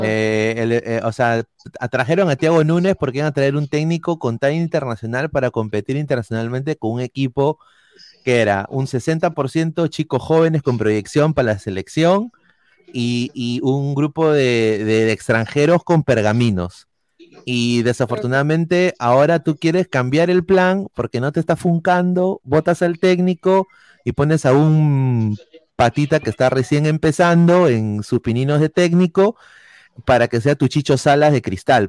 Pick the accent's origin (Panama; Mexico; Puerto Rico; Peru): Peru; nosotros como peruanos